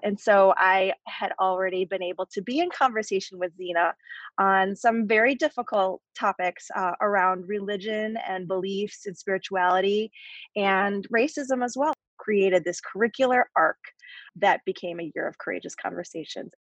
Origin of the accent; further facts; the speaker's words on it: Barrington, Illinois, United States; moved away as an adult; also born or lived in Chicago; Claire, like myself, grew up in Barrington